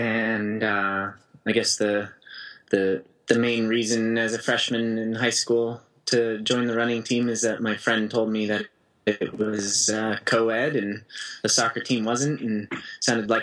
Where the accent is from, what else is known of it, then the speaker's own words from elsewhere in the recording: Aspen, Colorado, United States; also born or lived in Portland, Oregon; my hometown of Aspen